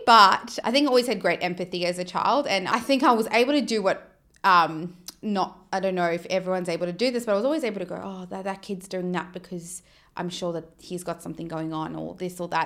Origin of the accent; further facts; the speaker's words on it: South Africa; now in Australia; growing up in South Africa